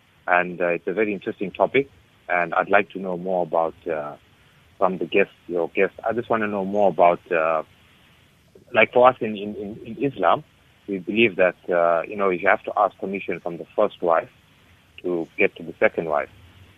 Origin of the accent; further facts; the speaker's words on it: Durban, KwaZulu-Natal, South Africa; I'm actually Indian, Durban, but I'm actually Muslim.